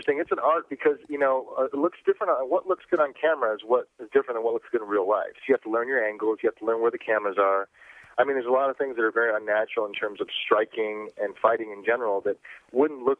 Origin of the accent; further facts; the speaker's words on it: Michigan, United States; I grew up in Michigan in a small town, as in cornfields, as American as it gets